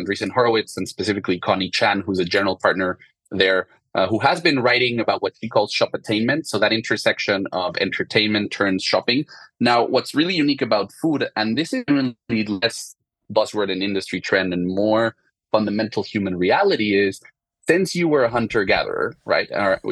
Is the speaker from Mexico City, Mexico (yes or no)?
yes; Mexico City, Mexico; moved away as an adult; also born or lived in France; I'm originally from Mexico City and grew up in a family of restaurants and chefs